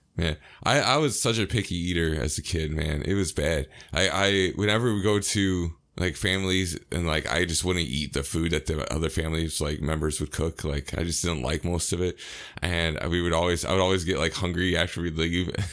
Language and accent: English; United States; as an American